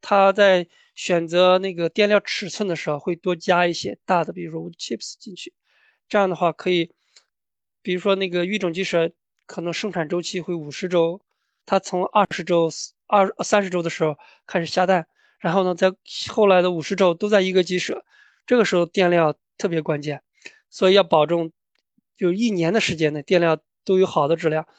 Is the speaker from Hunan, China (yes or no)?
no; Anhui, China; moved away as an adult; also born or lived in Iowa, United States / Canada; now in Georgia, United States; 我的家乡呢是安徽，然后我在大学的时候是我的，在我家乡的大学，安徽农业大学学的农业建筑环境